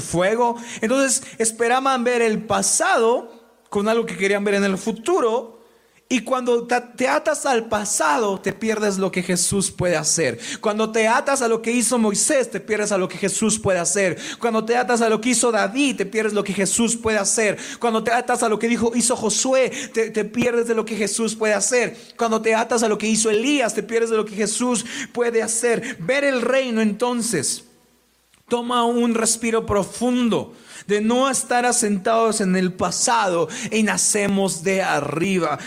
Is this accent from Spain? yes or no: no; Mexico; como personas mexicanas. Y me refiero no solo a Tlaxcala, porque nuestra familia extendida nos ve en muchos lados de México